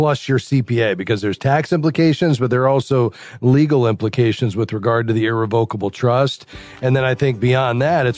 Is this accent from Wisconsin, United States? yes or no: no; Fort Lauderdale, Florida, United States; Fort Lauderdale, my hometown